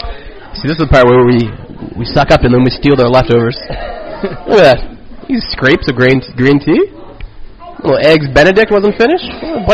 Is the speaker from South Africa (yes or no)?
no; Nova Scotia, Canada; moved away as an adult; now in Victoria, Canada; I'm from Nova Scotia.